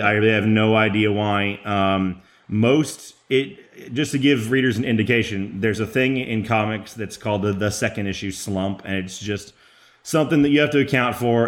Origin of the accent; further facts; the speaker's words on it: Texas, United States; as a Texan